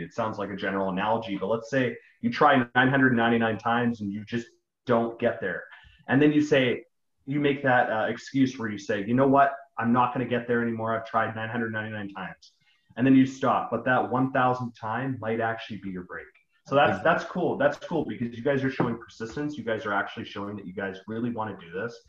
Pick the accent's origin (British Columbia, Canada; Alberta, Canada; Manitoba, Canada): British Columbia, Canada; Vancouver; we're we're actually from Vancouver. So we have um, we have a very general accent